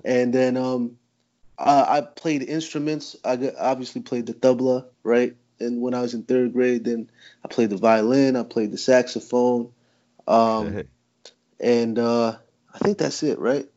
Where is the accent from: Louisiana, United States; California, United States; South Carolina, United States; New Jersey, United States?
New Jersey, United States; Jersey my whole life